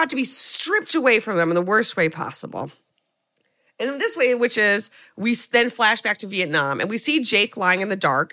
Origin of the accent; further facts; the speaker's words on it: New York, United States; as a New Yorker